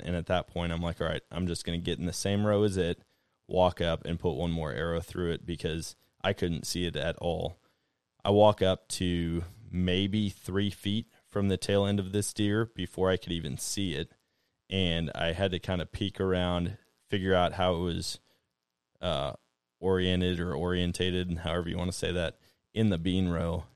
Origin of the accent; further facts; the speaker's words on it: Wisconsin, United States; now in Missouri, United States; I grew up in Wisconsin